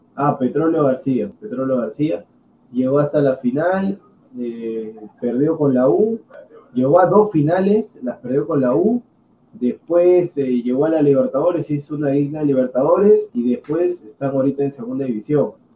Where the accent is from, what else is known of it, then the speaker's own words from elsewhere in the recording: Huancayo, Junín, Peru; Yo soy de Huancayo